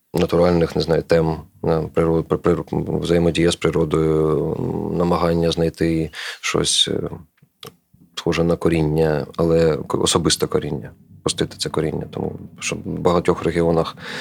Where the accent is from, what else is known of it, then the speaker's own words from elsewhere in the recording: Kharkiv, Kharkiv Oblast, Ukraine; moved away; я з Харкова